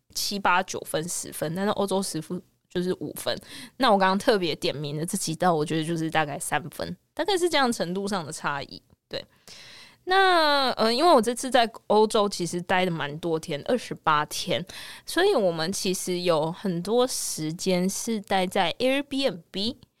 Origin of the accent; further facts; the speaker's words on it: Kaohsiung, Taiwan; 我是高雄人